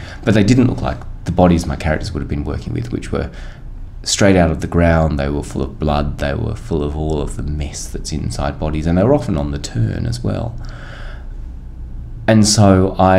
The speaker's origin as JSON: {"language": "English", "country": "Australia", "said": "as an Australian"}